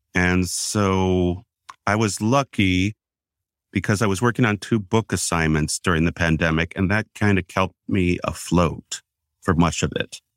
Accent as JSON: {"language": "English", "region": "Wisconsin", "country": "United States", "said": "I'm from Wisconsin"}